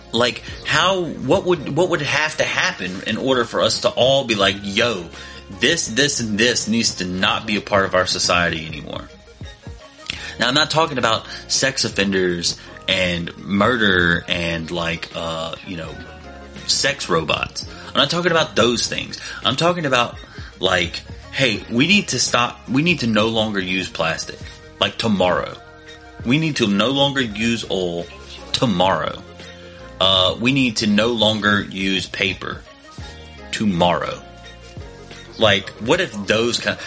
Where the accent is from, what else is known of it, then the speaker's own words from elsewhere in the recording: United States; me and most of us that are listening to this podcast were born and raised in America